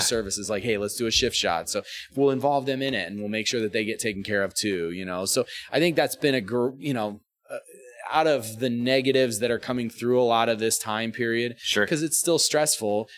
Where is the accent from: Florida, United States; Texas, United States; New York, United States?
Florida, United States; Sarasota; moved away; we grew up in Sarasota